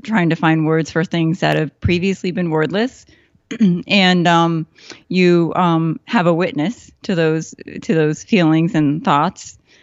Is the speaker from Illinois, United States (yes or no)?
yes; Chicago, Illinois, United States; moved away as an adult; also born or lived in Seoul, South Korea / Saratoga Springs, New York; now in Boston, United States; I grew up in Chicago